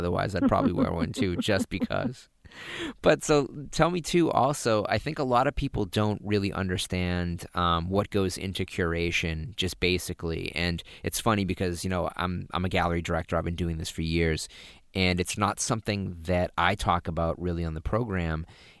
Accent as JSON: {"language": "English", "region": "Massachusetts", "country": "United States", "accent": "Massachusetts", "said": "I suppress my Massachusetts accent as much as possible, too."}